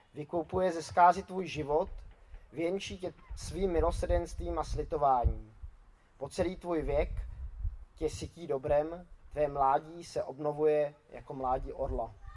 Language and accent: Czech; Czechia; Jako Češi, tak eh, slavíme Vánoce většinou tím, že zabijeme nějakého kapra